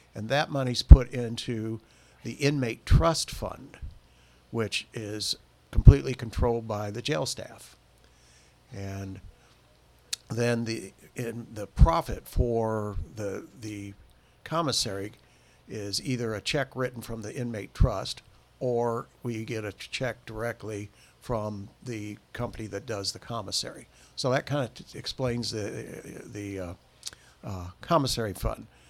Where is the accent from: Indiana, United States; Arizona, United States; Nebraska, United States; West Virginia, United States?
Indiana, United States; Bremen; Well, I was born in Bremen and raised there all my adult life.